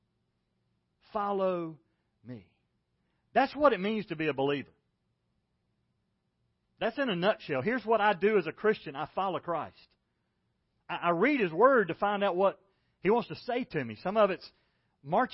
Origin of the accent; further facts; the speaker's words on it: Macon, Georgia, United States; When I was a kid, I grew up in Macon, Georgia